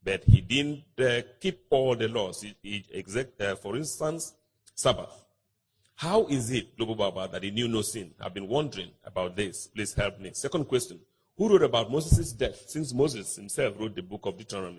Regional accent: Malawi; I'm from Malawi, by the way.

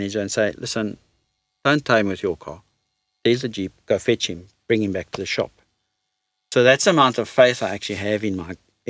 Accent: South Africa; we're South African

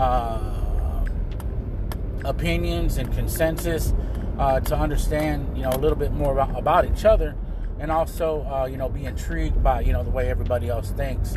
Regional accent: Dallas, Texas, United States; accent: Tejano, Chicano, Spanglish; I was born and raised in Dallas, Texas

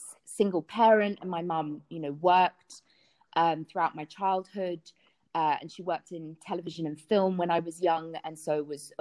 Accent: London, United Kingdom; which my friends and I drank standardly with Coca-Cola in London, growing up in London

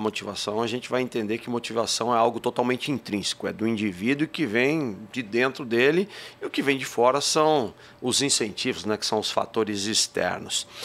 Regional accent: Barra Bonita, São Paulo, Brazil; accent: interior paulista (caipira r); Vocês vão ver pelo sotaque, de vez em quando soltam uns porta-porteira, porque eu sou do interior de São Paulo, sou de uma cidadezinha chamada Barra Bonita.

